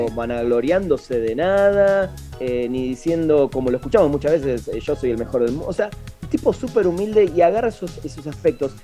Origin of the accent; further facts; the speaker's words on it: Argentina; moved away; como argentino y futbolero